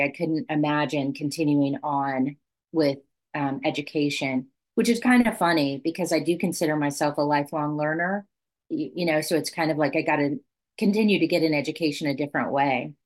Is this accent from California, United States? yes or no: no; Southwest Kansas, United States; I grew up in Southwest Kansas